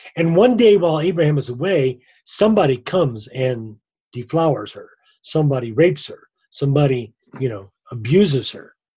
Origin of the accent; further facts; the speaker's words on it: Ireland; I'm I'm Irish